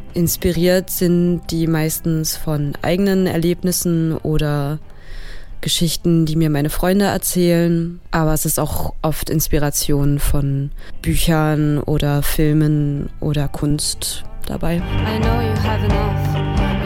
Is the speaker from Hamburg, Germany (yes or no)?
no; Erfurt, Thuringia, Germany; moved away as an adult; now in Berlin, Germany; in meiner Heimatstadt Erfurt